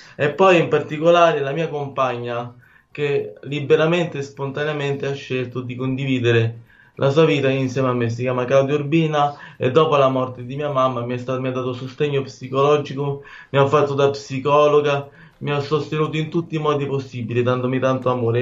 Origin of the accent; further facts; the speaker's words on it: Rome, Lazio, Italy; io sono fiero e orgoglioso di essere romano de Roma e romanista